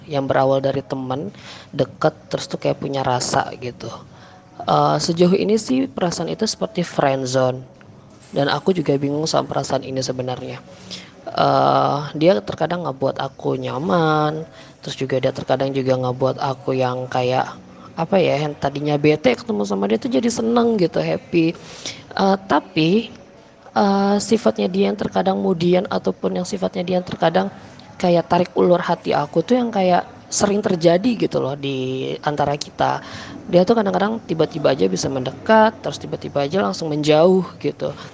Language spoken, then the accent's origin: Indonesian; Samarinda, East Kalimantan, Indonesia; uh, bukan nama sebenarnya sebenarnya. Aku berasal dari Samarinda.